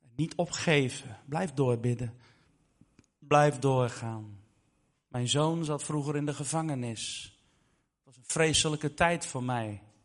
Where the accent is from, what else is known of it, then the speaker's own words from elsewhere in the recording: Netherlands; ik ben zelf Nederlander